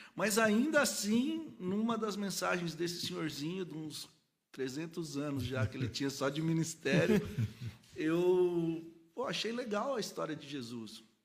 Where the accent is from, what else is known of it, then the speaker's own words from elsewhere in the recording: Cordeirópolis, São Paulo, Brazil; moved away; also born or lived in Goiânia; eu sou daqui de São Paulo, mas aí minha família mudou pro interior, para uma cidadezinha que chama Corderópolis